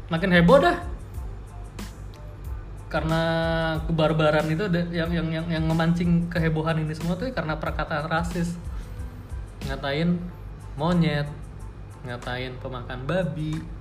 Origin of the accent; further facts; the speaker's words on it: Papua, Indonesia; kenapa karena gue dari Papua lu ngatain gue monyet karena bentuk fisik gue begitu